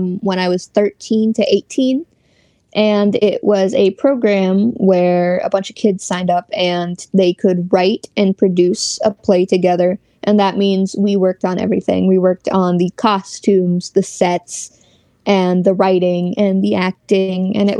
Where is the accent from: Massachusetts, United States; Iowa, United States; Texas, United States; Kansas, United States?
Kansas, United States; I have never been anywhere outside of Kansas